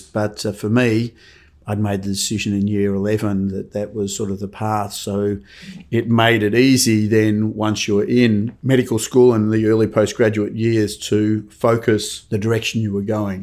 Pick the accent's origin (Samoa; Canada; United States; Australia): Australia; Melbourne, Victoria; Born and bred in Melbourne, so grew up in Edith Vale, uh, Bayside